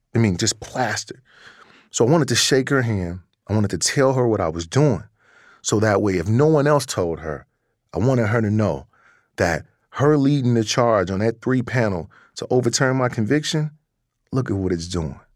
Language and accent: English; Chicago, Illinois, United States; also born or lived in Wisconsin; I was in Wisconsin, born and raised in Chicago